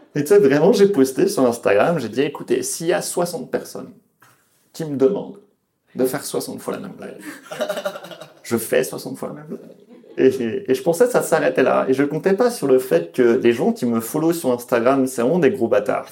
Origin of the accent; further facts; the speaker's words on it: Lyon, Auvergne-Rhône-Alpes, France; J'ai jamais grandi ici, mais euh, non, je viens de Lyon.